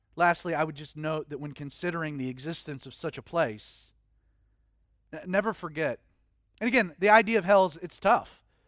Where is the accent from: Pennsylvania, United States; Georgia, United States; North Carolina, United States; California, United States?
Georgia, United States; being born and raised in Georgia is that you're forced into Atlanta Hawks and Falcons